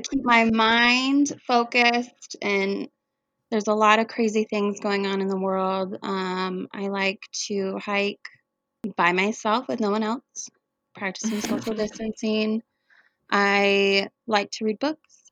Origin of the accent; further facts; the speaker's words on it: Coeur d'Alene, Idaho, United States; I'm from Coeur d'Alene, and this community has always been amazing